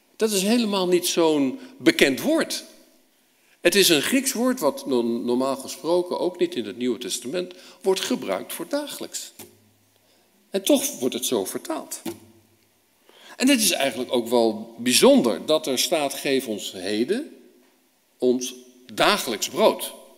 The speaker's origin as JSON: {"language": "Dutch", "country": "Netherlands"}